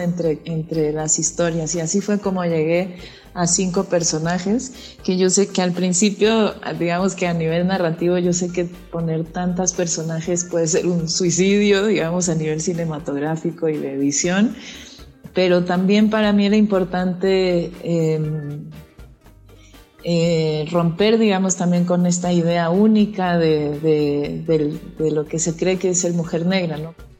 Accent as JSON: {"language": "Spanish", "region": "Tamaulipas", "country": "Mexico", "tie": "born or raised there", "said": "yo crecí en Tamaulipas"}